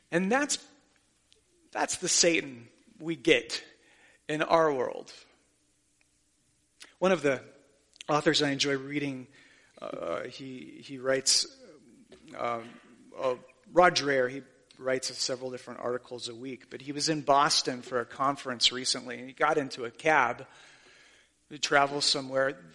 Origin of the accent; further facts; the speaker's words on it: Haiti; when they find out I'm from Haiti, do you know what they want to talk about?